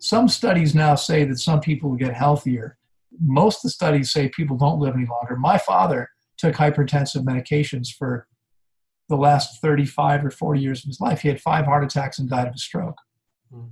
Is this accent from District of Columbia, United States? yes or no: yes; D.C., District of Columbia, United States; I grew up outside of Washington, D.C.